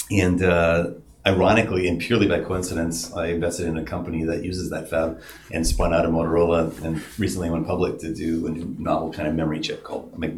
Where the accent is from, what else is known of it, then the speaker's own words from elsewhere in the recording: Arizona, United States; born there; I was born in Arizona. Uh, my parents met in Canada, they were themselves both refugees from Estonia through Europe